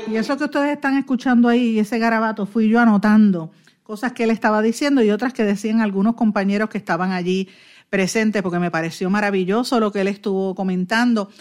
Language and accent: Spanish; Guaynabo, Puerto Rico; soy, soy de Guainabo, conozco muy bien a mi pueblo, conozco muy bien a los O'Neill, porque prácticamente toda la vida he vivido aquí